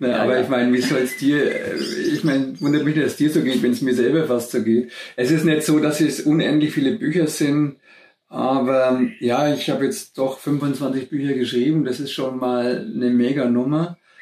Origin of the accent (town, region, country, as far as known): Germany; born or raised there; moved away as an adult